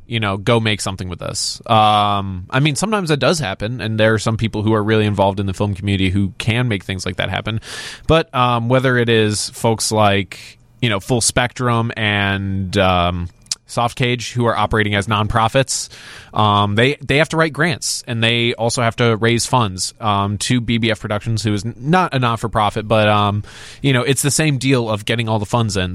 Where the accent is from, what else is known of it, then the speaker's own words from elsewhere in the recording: Crystal Lake, Illinois, United States; We grew up in Crystal Lake, not far from Woodstock.